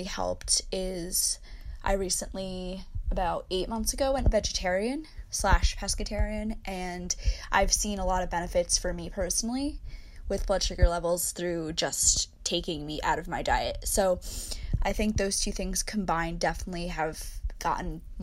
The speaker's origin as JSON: {"language": "English", "country": "United States", "also_born_or_lived": "New Jersey / New York City", "said": "I'm from New Jersey / New York City"}